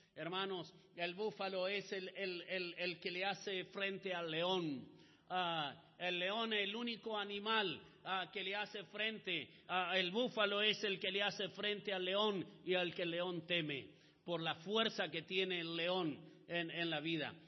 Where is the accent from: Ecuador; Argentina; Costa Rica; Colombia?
Argentina; yo soy hijo de chileno también, ah, pero no nacido en Chile, ah, nací en Argentina